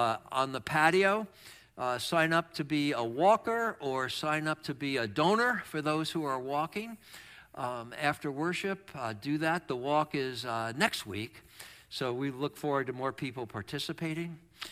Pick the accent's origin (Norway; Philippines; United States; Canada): United States; New York; also born or lived in Chicago / Boston; I kept thinking about how I was raised in New York, Chicago, and Boston, and big snow all the time, and how much I'm freezing now when it gets to be 50.